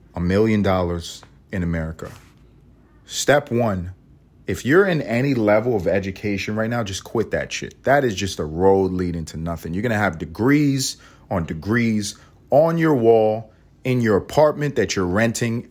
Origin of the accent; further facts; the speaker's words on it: United States; I am an American